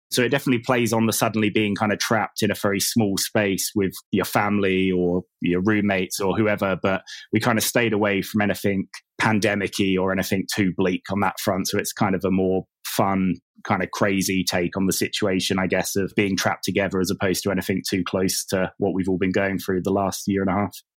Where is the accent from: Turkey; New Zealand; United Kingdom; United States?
United Kingdom; England; moved away as an adult; also born or lived in south of Spain; now in Spain; I live in the south of Spain. Um, I'm English, but I moved here, like, four or five years ago.